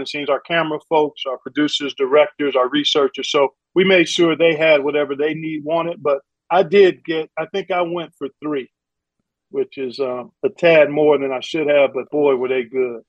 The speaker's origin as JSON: {"language": "English", "town": "Cleveland", "region": "Ohio", "country": "United States", "tie": "born or raised there", "said": "by December, I'm doing a handful of Cleveland State University games on a local television station up in Cleveland, my hometown"}